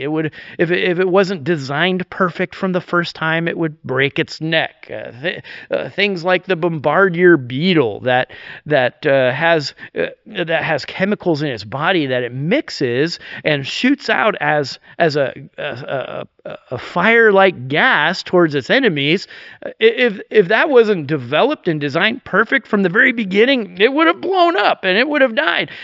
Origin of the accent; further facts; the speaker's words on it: New York, United States; now in Vernonia, United States; I'm actually from New York